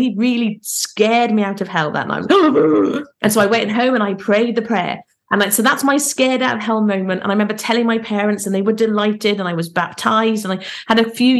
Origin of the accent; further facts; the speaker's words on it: Carmarthen, Wales, United Kingdom; also born or lived in Plymouth / Hampshire; So I was born in Plymouth, which is in England. We moved to Hampshire because my dad was in the Navy. And then finally, when I was 12, we moved to Carmarthen, which is